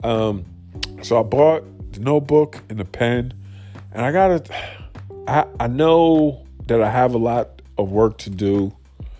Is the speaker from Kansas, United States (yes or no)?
no; New York City, New York, United States; I'm from New York City.